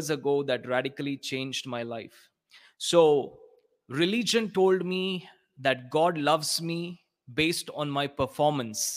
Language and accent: English; South India, India; I'm from India.